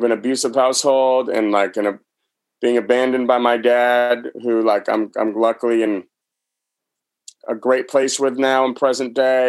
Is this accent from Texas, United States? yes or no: no; New Hampshire, United States; moved away; back home where I grew up in New Hampshire